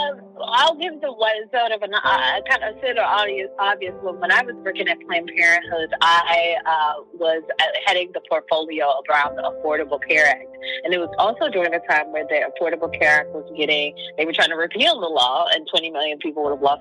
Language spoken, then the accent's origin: English; Midwest, United States; I'm a girl from the Midwest